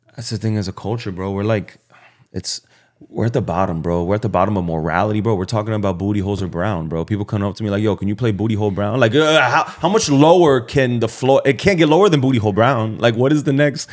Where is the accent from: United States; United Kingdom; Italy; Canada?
United States; Miami, Florida; I'm from Miami